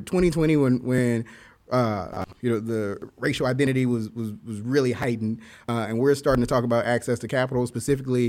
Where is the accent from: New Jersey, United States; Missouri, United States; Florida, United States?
Missouri, United States; Kansas City; I am from Kansas City